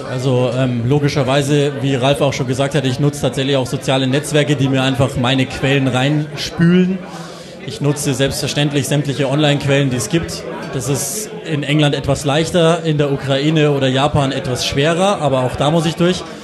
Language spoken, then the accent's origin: German; Burghausen, Bavaria, Germany; born there; now in Munich, Germany; Ich komme gebürtig aus Burghausen, die sind ja heute auch in der Stadt.